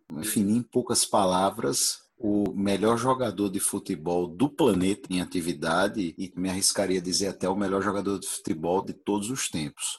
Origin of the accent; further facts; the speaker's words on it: Brazil; que sou brasileiro